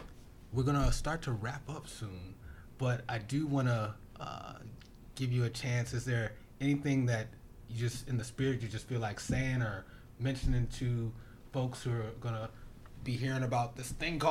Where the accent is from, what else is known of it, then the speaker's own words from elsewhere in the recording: Philadelphia, Pennsylvania, United States; as being a Philadelphian too